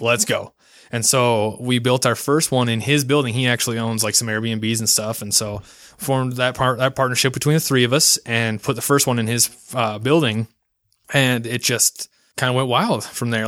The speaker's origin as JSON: {"language": "English", "town": "Ogden", "region": "Utah", "country": "United States", "tie": "born or raised there", "also_born_or_lived": "Logan, Utah", "said": "home is Utah. I was born in Logan, Utah. Lived there for, like, two years of my life as a baby, and then was moved into, uh, Weber in Davis County. And so I've lived in Ogden most of my life"}